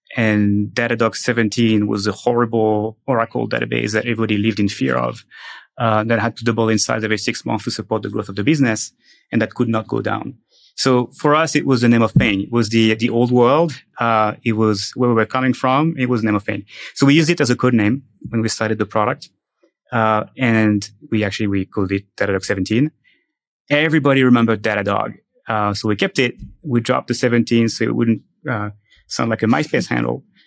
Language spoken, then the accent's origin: English; France; moved away as an adult; now in United States; I'm from France